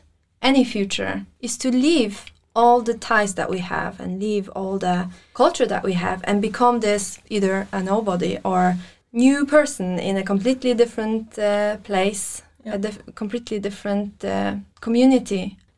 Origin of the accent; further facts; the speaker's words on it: Armenia; now in Norway; I'm from Armenia.